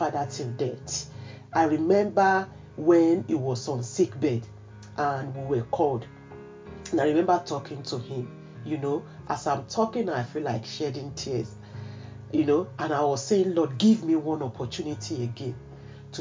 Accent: Nigeria; I grew up in Nigeria

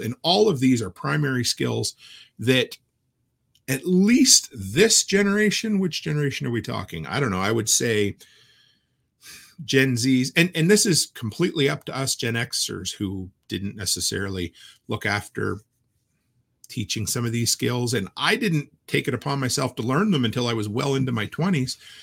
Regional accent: Nova Scotia, Canada; moved away; back to where I grew up in Nova Scotia

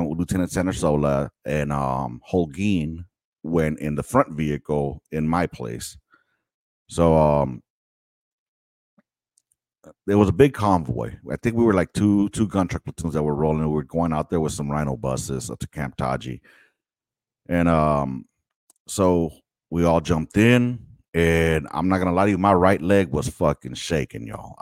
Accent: Los Angeles, California, United States; I grew up, I was born and raised in South Central Los Angeles

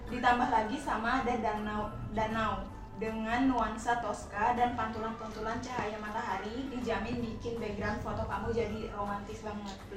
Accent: East Java, Indonesia; Uh, kalau aku dari Madura juga nih.

